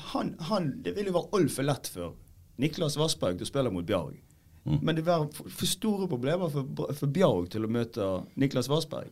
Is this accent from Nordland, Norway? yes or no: no; Øygarden, Vestland, Norway; Jeg er fra Øygarden. Gamle Øygarden